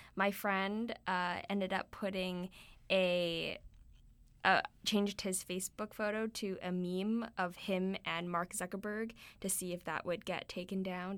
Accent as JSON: {"language": "English", "country": "Canada", "said": "we're Canadian"}